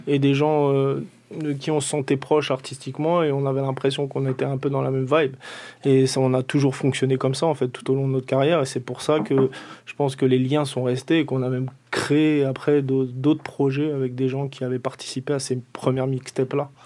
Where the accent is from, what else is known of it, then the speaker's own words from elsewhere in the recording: Antony, Île-de-France, France; je viens d'Antony, en fait, je viens pas des Ulysse.